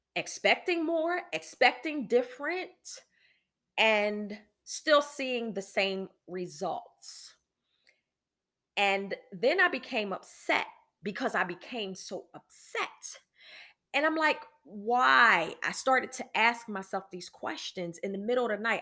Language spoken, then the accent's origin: English; Philadelphia, Pennsylvania, United States; now in Virginia, United States; I'm from Philadelphia